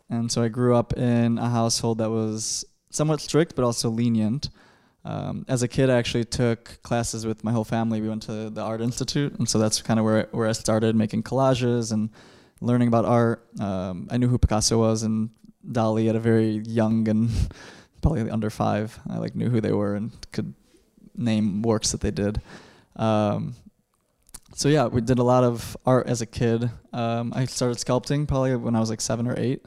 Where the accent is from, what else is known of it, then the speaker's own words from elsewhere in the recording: Chicago, Illinois, United States; growing up in Chicago